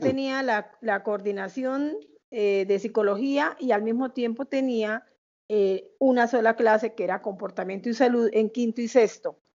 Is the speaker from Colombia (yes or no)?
yes; Bucaramanga, Santander, Colombia; also born or lived in Bogotá; luego se vinieron a Bucaramanga y acá nacimos nosotros, somos seis hijos, eh, todos eh, de acá de Bucaramanga.